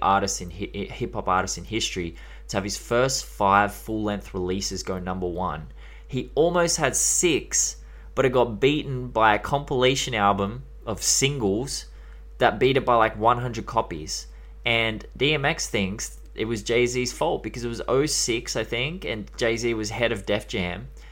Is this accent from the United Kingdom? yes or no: no; Australia